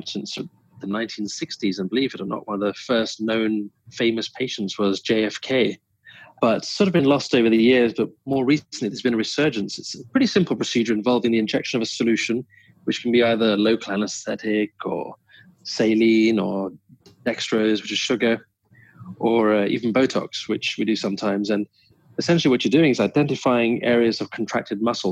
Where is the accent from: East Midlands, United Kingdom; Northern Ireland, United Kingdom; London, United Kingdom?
London, United Kingdom; moved away as an adult; also born or lived in Vancouver Island, Canada; now in Vancouver, Canada; Born and raised in London, England